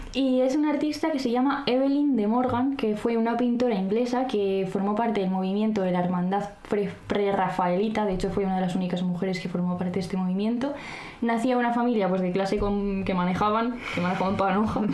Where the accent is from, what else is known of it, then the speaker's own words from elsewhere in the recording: Arnedillo, La Rioja, Spain; yo soy de Arnedilla, entonces soy ratón de campo